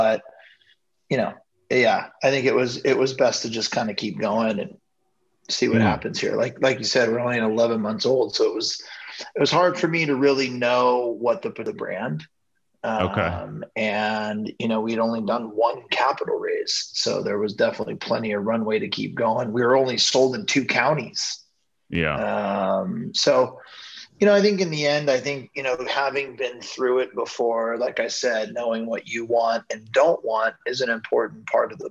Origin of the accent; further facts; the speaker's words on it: Ventura, California, United States; I grew up in Ventura, just south of Santa Barbara here in Southern California.